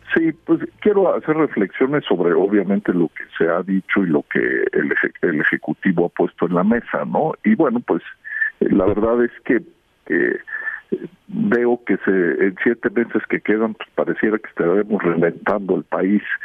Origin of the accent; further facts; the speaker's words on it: Mexico; como muchísimos mexicanos